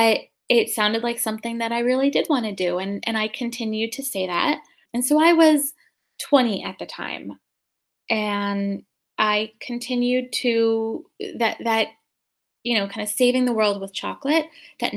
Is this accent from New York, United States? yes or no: no; Rhode Island, United States; I grew up in Rhode Island